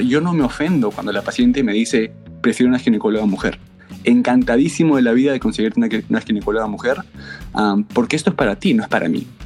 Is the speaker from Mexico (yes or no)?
no; Peru; also born or lived in Los Angeles; now in New Haven, United States; soy ah, peruano como tú.